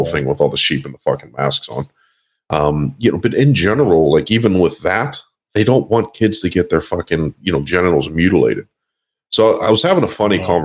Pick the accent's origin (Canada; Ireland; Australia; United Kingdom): Canada; Quebec; I am not Canadian. I am Quebecois.